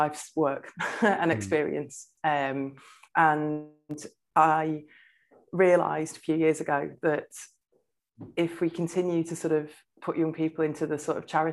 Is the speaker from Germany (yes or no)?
no; Blackpool, North West England, United Kingdom; I grew up in Blackpool